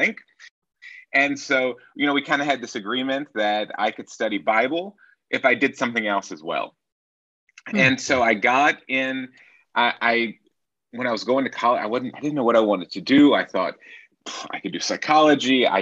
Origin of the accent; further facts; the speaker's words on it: Nashville, Tennessee, United States; moved away as an adult; now in Berlin, Germany; I'm originally from Nashville, Tennessee